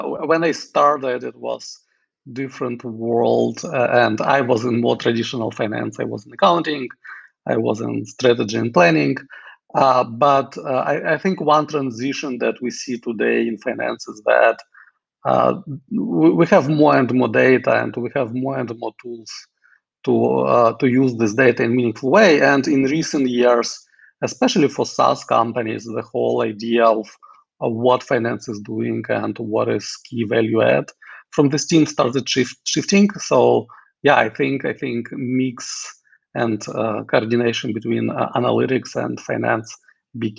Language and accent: English; Kyiv, Ukraine; also born or lived in Moscow, Russia / Hanover, New Hampshire, United States; now in San Francisco, United States; I'm originally from Kyiv, Ukraine, born and raised there